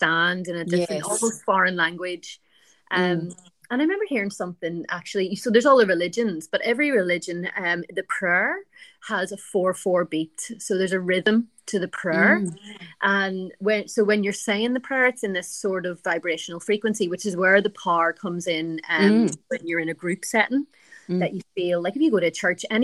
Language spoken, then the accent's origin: English; Ireland; now in Sydney, Australia; I'm from Ireland